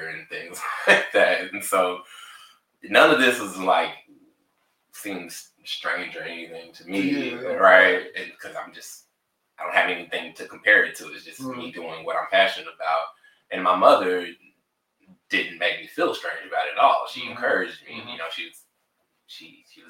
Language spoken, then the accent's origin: English; Tulsa, Oklahoma, United States; moved away as an adult; also born or lived in Amarillo, Texas; now in Dallas-Fort Worth, United States; I was raised in Tulsa, Oklahoma